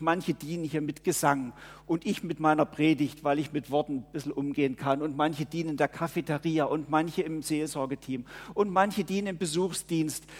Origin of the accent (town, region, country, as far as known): Germany; born or raised there; now in Murten, Switzerland